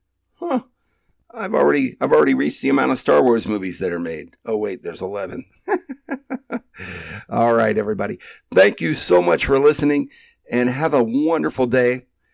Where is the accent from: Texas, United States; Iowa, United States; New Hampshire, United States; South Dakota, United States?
Iowa, United States; moved away; My best friend and co-creator, Mike Davis, from my back in my hometown in Iowa